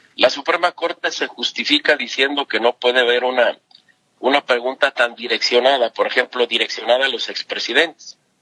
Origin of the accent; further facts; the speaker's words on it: Mexico; como mexicanas, como mexicanos, que nos podamos manifestar